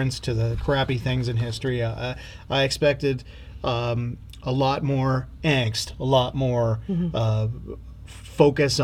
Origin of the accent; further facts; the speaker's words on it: Cape Breton Island, Nova Scotia, Canada; I grew up on Cape Breton Island.